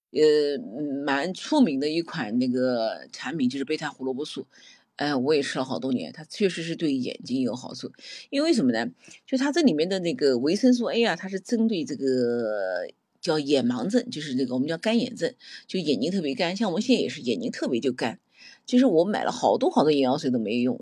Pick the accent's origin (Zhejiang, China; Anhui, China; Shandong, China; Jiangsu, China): Jiangsu, China; Nanjing; 我们南京人经常把那个，那个胡，辣椒叫胡椒